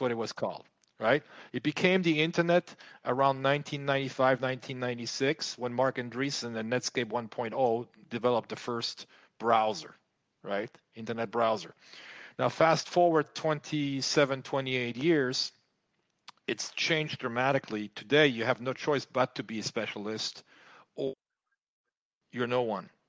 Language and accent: English; France; moved away as an adult; also born or lived in United States; I was growing up in France.